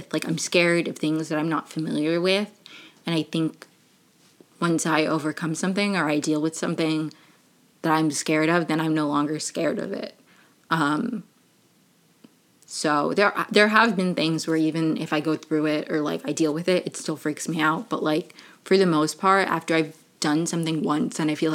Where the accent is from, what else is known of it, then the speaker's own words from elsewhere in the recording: Maryland, United States; also born or lived in Venezuela / Brazil; I moved here when I was 3. Bopped around Maryland for a little bit